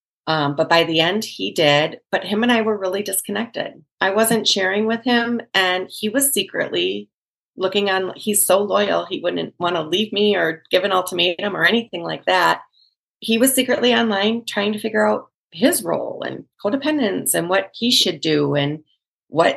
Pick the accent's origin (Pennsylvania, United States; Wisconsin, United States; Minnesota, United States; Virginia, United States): Wisconsin, United States; moved away as an adult; also born or lived in Chicago area; I was born and raised in Wisconsin